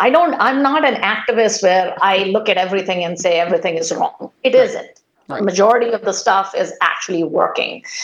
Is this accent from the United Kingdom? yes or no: no; India; moved away as an adult; now in United States; I grew up in India, went to a school that was the ratio of men to women was 100-1.